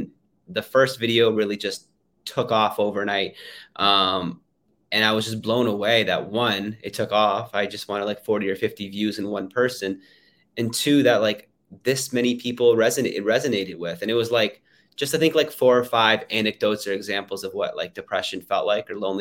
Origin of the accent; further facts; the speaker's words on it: Canada; I flew back home to my hometown in Canada